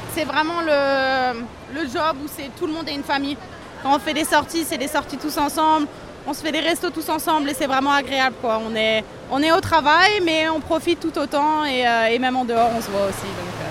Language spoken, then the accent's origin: French; Alsace, Grand Est, France; On est d'Alsace